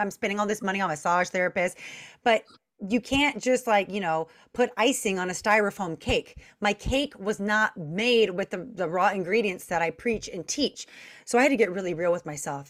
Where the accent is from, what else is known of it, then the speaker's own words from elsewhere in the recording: Long Beach, California, United States; I'm from Long Beach, California